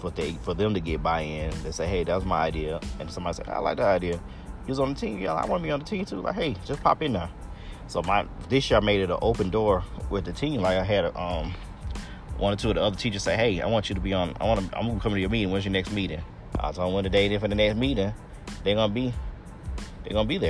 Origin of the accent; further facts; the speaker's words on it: East Point, Georgia, United States; I'm from East Point. I went to Tri-Cities